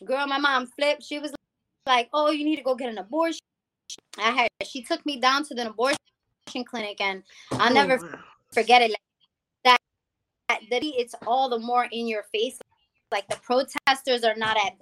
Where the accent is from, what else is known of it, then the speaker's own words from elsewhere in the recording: New York City, New York, United States; moved away as an adult; also born or lived in Rhode Island; I'm from the Bronx